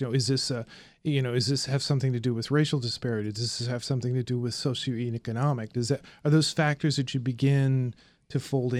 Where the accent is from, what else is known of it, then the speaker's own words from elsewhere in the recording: Indianapolis, Indiana, United States; I'm from Indianapolis. I went to grade school like a mile and a half from one of these high murder, high unsolved or unsolved slash not arrested areas.